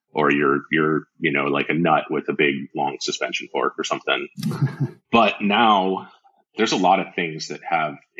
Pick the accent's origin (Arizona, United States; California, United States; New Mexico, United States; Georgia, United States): Arizona, United States; I'm from Arizona